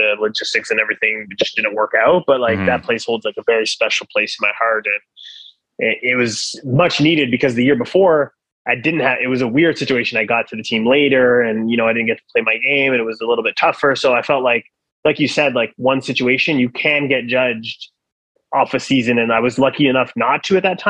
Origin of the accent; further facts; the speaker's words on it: Ottawa, Ontario, Canada; moved away as an adult; also born or lived in France; I was from Ottawa